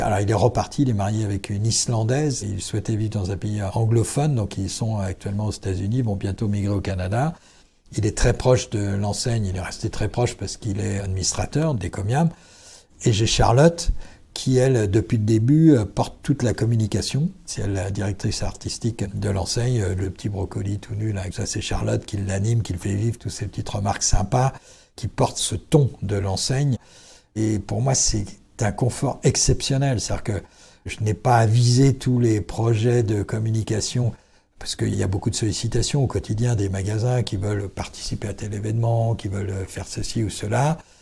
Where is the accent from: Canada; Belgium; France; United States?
France; Brittany; Nous sommes bretons